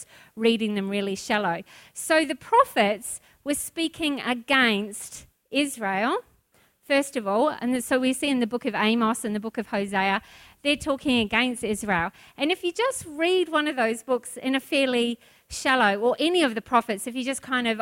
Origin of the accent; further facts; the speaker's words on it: New Zealand; now in Australia; I'm a Kiwi